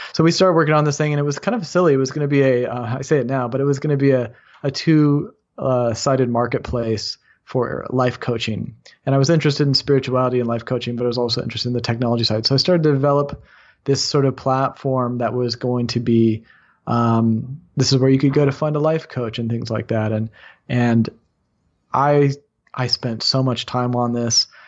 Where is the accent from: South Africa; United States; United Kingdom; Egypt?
United States; Bay Area of California; also born or lived in Los Angeles, California; I grew up in the Bay Area of California